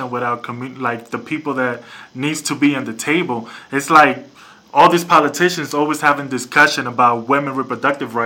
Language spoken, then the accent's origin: English; New York, United States; now in Connecticut, United States; I live in Connecticut, but I'm from New York right now